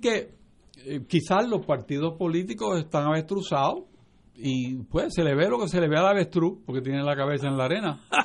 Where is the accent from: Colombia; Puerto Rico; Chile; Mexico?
Puerto Rico